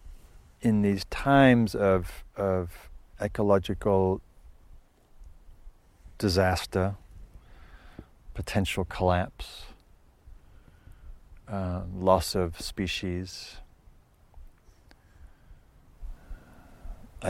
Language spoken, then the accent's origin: English; Northumberland, North East England, United Kingdom; moved away; some of the moorlands in Scotland where I grew up in Northumberland